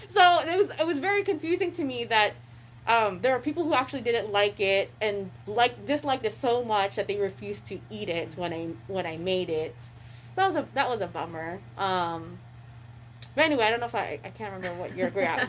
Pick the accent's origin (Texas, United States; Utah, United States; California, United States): California, United States; Bay Area; now in Spokane, United States; I'm from the Bay Area, and like, there's just such, you know, and I grew up with a lot of Filipino families